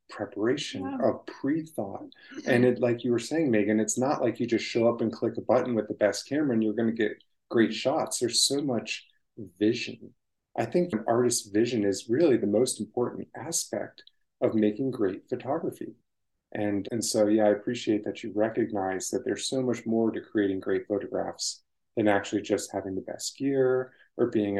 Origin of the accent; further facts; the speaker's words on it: Maryland, United States; moved away as an adult; also born or lived in Yosemite, California; now in California, United States; I grew up in Maryland